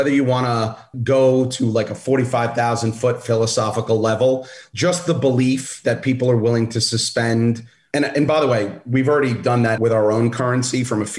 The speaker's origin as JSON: {"language": "English", "town": "Brooklyn", "region": "New York", "country": "United States", "tie": "born or raised there", "said": "My dad was a UPS guy and we grew up in Brooklyn."}